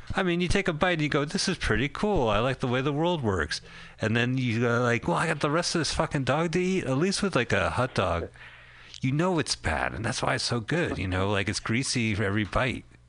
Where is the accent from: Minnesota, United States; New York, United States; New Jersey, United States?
New Jersey, United States; Montclair; we are from Montclair, New Jersey